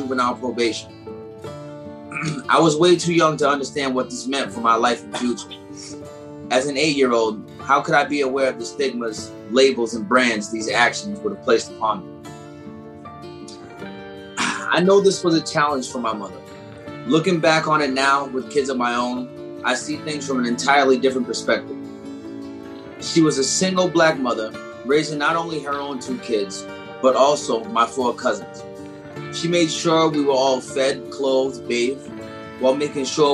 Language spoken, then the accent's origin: English; Nashua, New Hampshire, United States; also born or lived in Detroit, Michigan; she moved us to Nashville, New Hampshire, the live free or die state